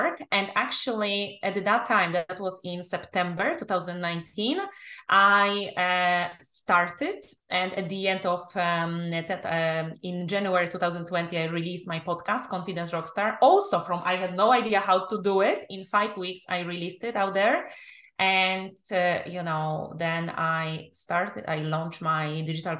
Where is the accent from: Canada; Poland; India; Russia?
Poland; English is a second language; moved away; also born or lived in England; I'm originally from Poland